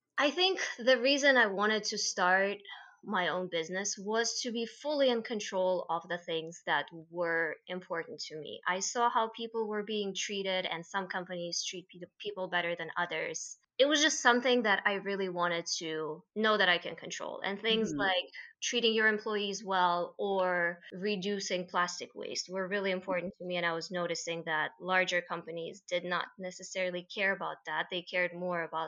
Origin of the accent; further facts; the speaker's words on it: Russia; moved away as an adult; now in United States; originally, I am from Russia